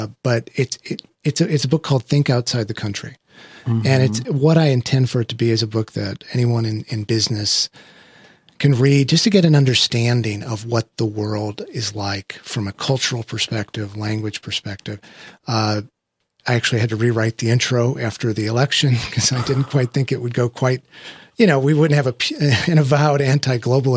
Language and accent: English; Midwest, United States; I was raised in the Midwest